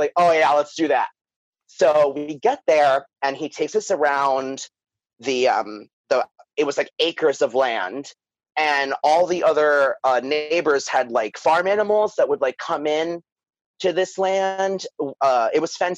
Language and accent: English; New York City, New York, United States; moved away; also born or lived in Florida; me and my sister, who are from Staten Island